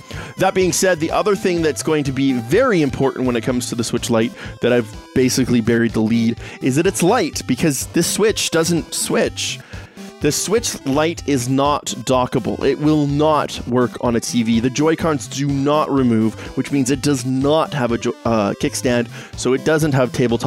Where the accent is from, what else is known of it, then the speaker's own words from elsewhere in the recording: Canada; I am Canadian myself